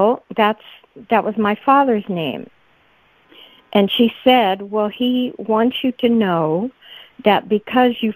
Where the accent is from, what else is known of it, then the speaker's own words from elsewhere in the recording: Midwest, United States; moved away; where I grew up in the Midwest